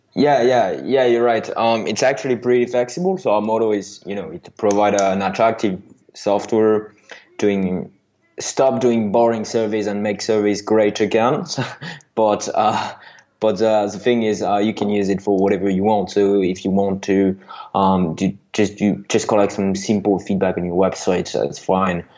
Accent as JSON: {"language": "English", "country": "France", "accent": "French", "second_language": "English", "said": "you heard by my accent that I'm I'm from France"}